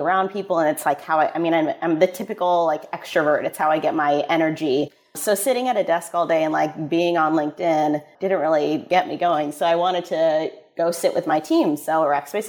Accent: Midwest, United States; moved away; I'm from the Midwest originally

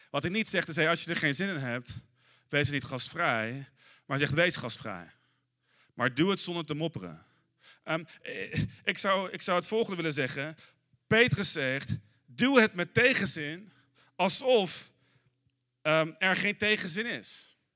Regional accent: Netherlands; ik, als Nederlander ben je snel geneigd om te denken: ah, dat is enigszins nep.

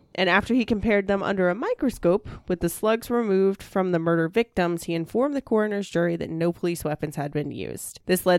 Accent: Georgia, United States; I'm from Georgia.

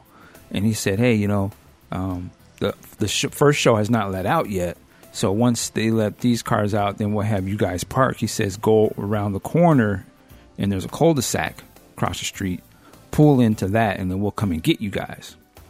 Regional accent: Seattle, Washington, United States; it just randomly that he was from Seattle, too.

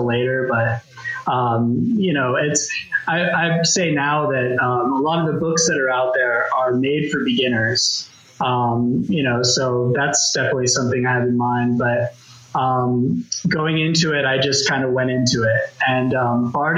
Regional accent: Vermont, United States; also born or lived in Los Angeles, United States; now in London, United Kingdom; I'm originally from Los Angeles. I spent most of my life in Vermont, which is really strange. But my family just happened to go there, and that's where I spent most of my life.

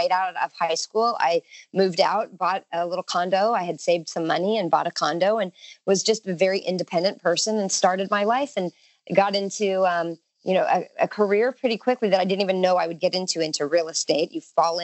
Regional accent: Southern California, United States; It's not a bad life growing up in Southern California. You know, people joke about the cost of living in Southern California, but we pay the weather tax and it's beautiful there. And so I'm pretty fortunate. I'm born and raised and love it

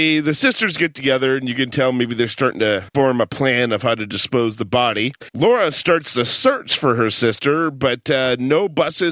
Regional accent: United States; I'm an American

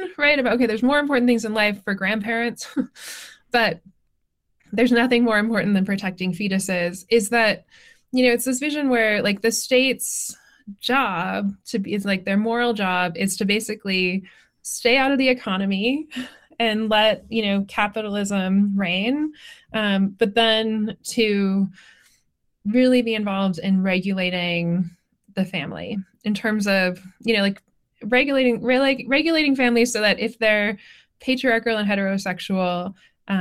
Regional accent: Northwest, United States; I'm from the Northwest.

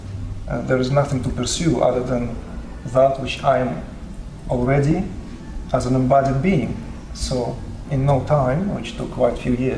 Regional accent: Uzbekistan; I was born in Uzbekistan

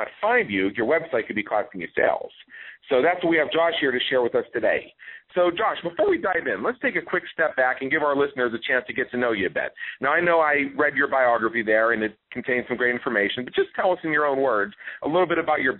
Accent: Pittsburgh, Pennsylvania, United States; moved away; I'm from Pittsburgh originally myself

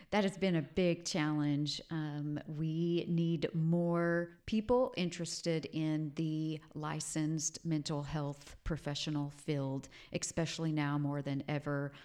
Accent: Hobart, Oklahoma, United States; Growing up in Southwest Oklahoma was just a, a super humble place to grow up in Hobart, Oklahoma

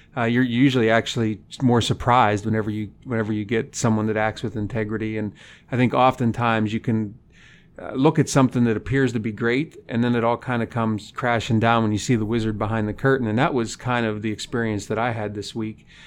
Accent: Punxsutawney, Pennsylvania, United States; moved away as an adult; now in North Dakota, United States; I grew up in Punxsutawney, Pennsylvania

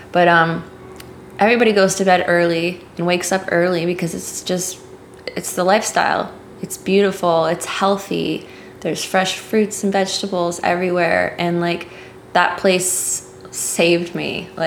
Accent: Dominican Republic; that's what I grew up around in the Dominican Republic.

